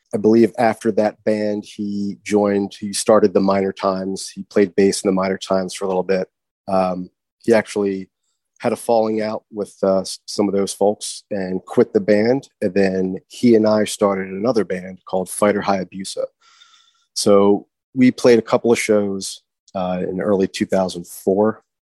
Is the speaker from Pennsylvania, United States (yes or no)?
yes; Morrisville, Pennsylvania, United States; also born or lived in Georgia / Sydney, Australia / Philadelphia; now in Glenside, Pennsylvania, United States; i grew up in the Philadelphia area, right? I'm, I'm from Bucks County.